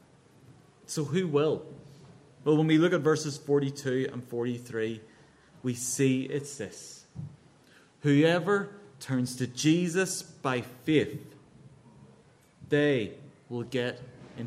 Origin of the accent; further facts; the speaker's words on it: Northern Ireland, United Kingdom; now in London, United Kingdom; you might guess from my accent, this is Northern Ireland